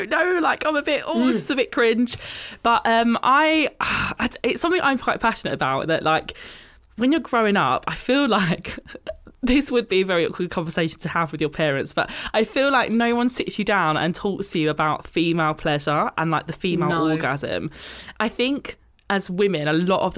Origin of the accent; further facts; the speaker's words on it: United Kingdom; being British